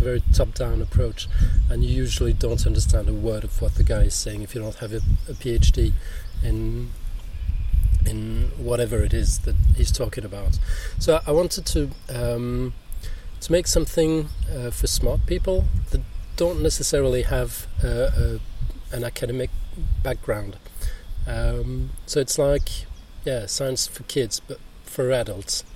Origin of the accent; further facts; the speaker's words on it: Switzerland; English is a second language; I'm from Switzerland